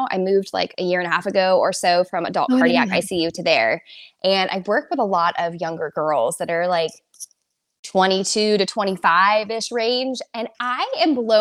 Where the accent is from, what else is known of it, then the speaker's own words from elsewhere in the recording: Southern California, United States; I am from Southern California originally